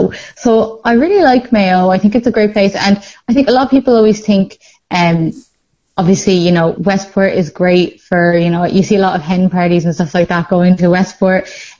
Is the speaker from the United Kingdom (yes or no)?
yes; England, United Kingdom; I think I'm definitely partial to a scenic ocean view because I'm from the Midlands.